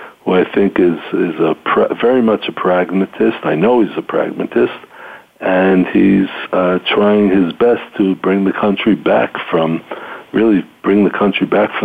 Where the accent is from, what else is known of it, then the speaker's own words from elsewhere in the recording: United States; moved away as an adult; now in Israel; I grew up in the United States